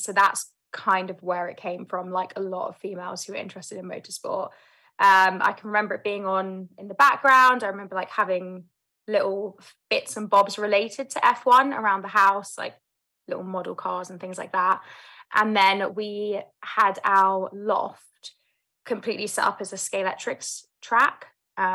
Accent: London, United Kingdom; So I grew up in London, South London, born and raised, and I have three older brothers.

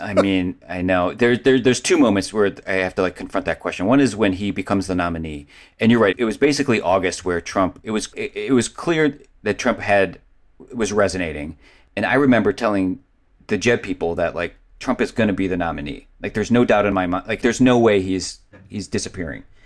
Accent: Cleveland, Ohio, United States; I grew up in Cleveland

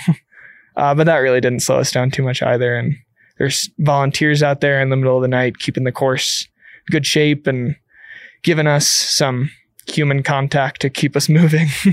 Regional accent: Illinois, United States; moved away as an adult; now in Gunnison Valley, United States; I was still in high school as a senior, and I came out to Colorado from Illinois

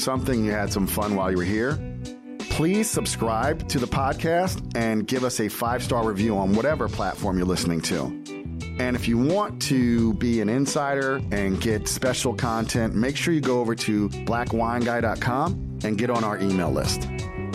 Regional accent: United States; I'm American

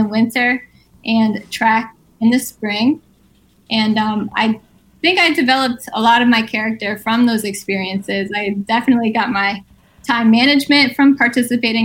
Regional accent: Guilderland, New York, United States; I had a great childhood in Gilderland

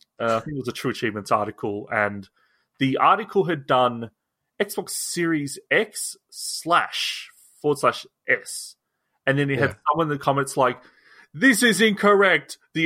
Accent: Australia; I'm an Australian.

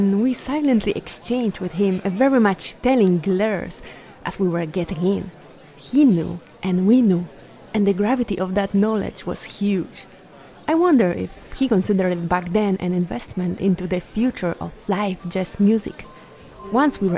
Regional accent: Poland; my hometown turned into a jazz capital of Poland

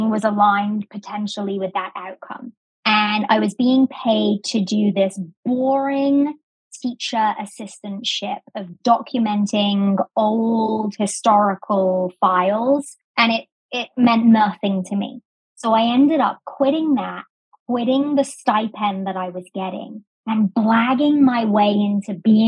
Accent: England, United Kingdom; accent: English; moved away as an adult; also born or lived in Sheffield; now in United States; So I was born in America. I was raised in England, went to university there, and then moved to the States when I was about 22

